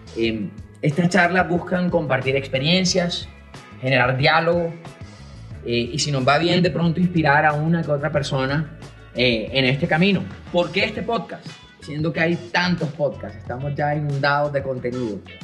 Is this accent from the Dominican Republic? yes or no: no; Colombia; soy un hombre colombiano, tengo 49 años